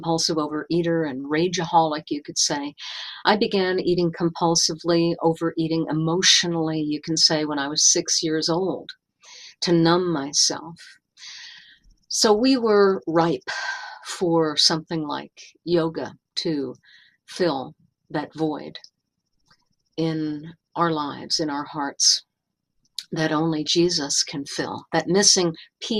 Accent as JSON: {"language": "English", "town": "New York City", "region": "New York", "country": "United States", "tie": "born or raised there", "said": "I grew up on Long Island and New York City"}